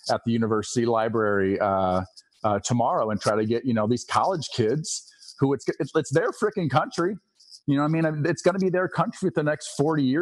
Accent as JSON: {"language": "English", "region": "Eastern Iowa", "country": "United States", "tie": "born or raised there", "said": "I grew up in Eastern Iowa, which is definitely more purple"}